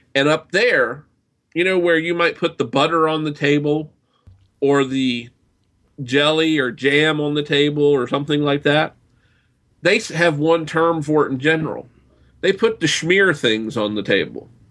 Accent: the South, United States; I grew up in the South, and we have something we term yardbird

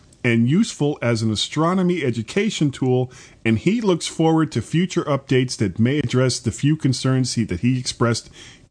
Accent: Florida, United States; I am a blonde from Florida

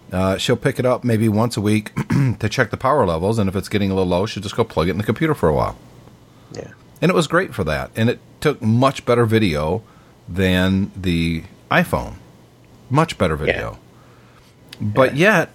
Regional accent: United States; I'm an American

